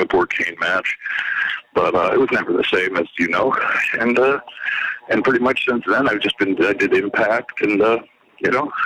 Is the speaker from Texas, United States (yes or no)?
no; Waterbury, Connecticut, United States; I'm growing up in Waterbury, Connecticut, a wrestling fan.